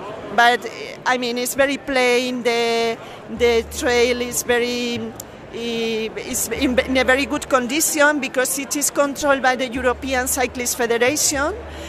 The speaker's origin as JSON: {"language": "English", "region": "Castile and León", "country": "Spain", "second_language": "English", "said": "I'm from Castilla y León, which is a central region very close to Madrid"}